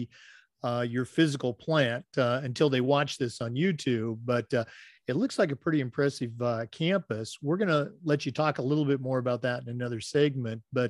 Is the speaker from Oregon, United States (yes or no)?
yes; Oregon, United States; growing up in Oregon